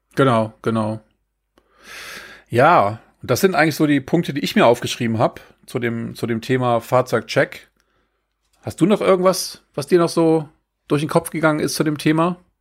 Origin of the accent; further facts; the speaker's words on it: Germany; wir als, äh, als Deutsche oder als äh, Kontinentaleuropäer